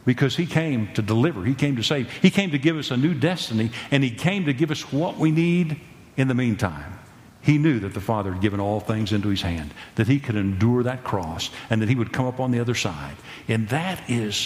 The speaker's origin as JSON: {"language": "English", "area": "Texas County", "region": "Oklahoma", "country": "United States", "said": "I came from Texas County, Oklahoma."}